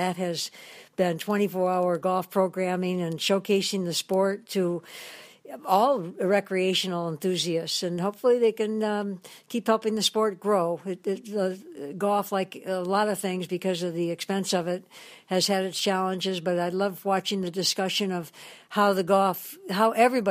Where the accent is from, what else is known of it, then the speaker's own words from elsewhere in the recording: Detroit, Michigan, United States; now in Big Island, Hawaii, United States; I'm from Detroit, my hometown